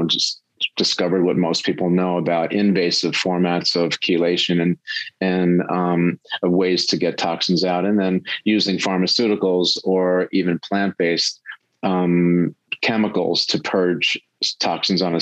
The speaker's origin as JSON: {"language": "English", "area": "Long Island, South Shore", "region": "New York", "country": "United States", "tie": "born or raised there", "said": "I grew up on Long Island on the South Shore"}